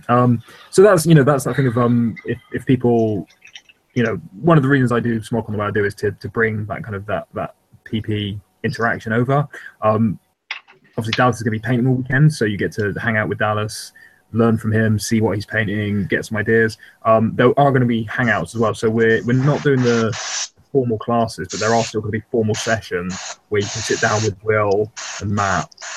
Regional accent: United Kingdom; we're British, not American

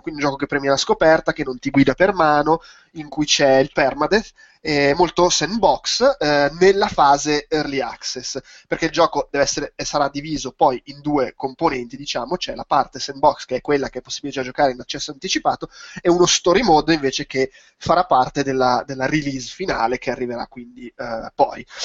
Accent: Milan, Lombardy, Italy; per me, che sono milanese

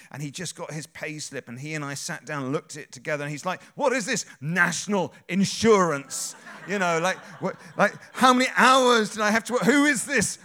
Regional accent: England, United Kingdom; we're English

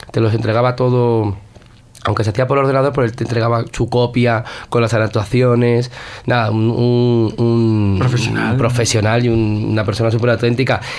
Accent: San Sebastián, Basque Country, Spain; Soy de Donostiarra, porque en Donostia hay mucha, mucha clase.

